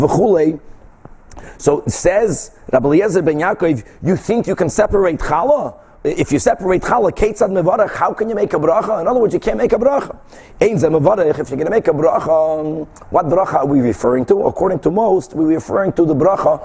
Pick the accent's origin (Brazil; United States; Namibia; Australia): Brazil; moved away; when I was growing up in Brazil